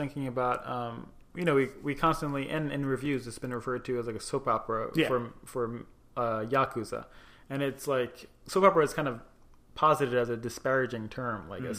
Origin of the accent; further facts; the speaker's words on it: United States; also born or lived in Tunisia (mother's origin); it just looks weird to me as an American